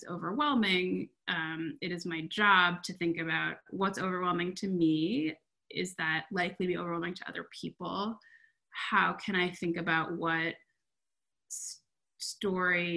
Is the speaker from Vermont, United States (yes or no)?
yes; Vermont, United States; I grew up in Vermont, and I am in Vermont now